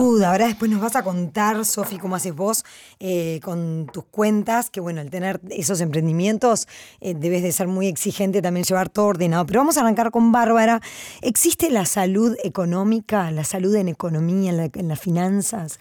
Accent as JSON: {"language": "Spanish", "country": "Uruguay", "said": "como uruguayos somos una sociedad"}